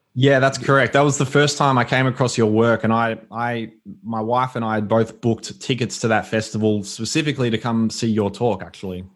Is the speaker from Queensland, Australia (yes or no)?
no; Melbourne, Victoria, Australia; I was born and raised in Melbourne. Um, I grew up in a area called the Yarra Valley